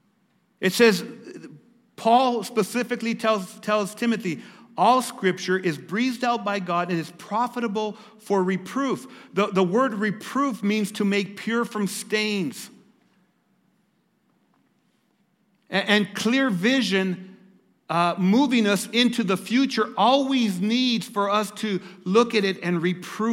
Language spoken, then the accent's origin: English; Lordsburg, New Mexico, United States; I'm from Lordsburg, New Mexico